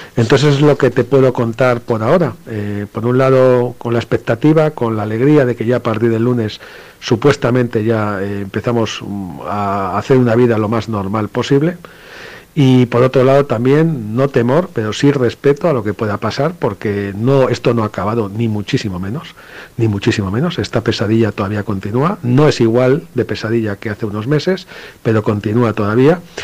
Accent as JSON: {"language": "Spanish", "country": "Spain", "said": "aquí en España"}